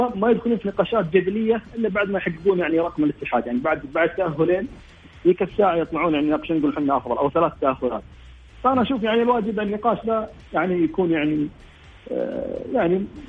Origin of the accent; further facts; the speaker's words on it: Saudi Arabia; عندنا في السعوديه